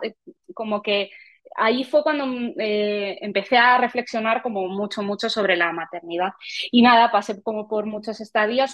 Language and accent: Spanish; Madrid, Community of Madrid, Spain; nací en Madrid y he vivido toda mi vida en Madrid